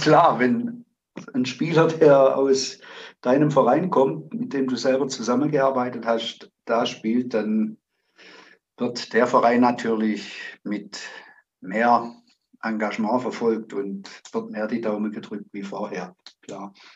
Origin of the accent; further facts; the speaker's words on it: Zimmern ob Rottweil, Baden-Württemberg, Germany; ich stamme aus Zimmern, habe die Jugend durchlaufen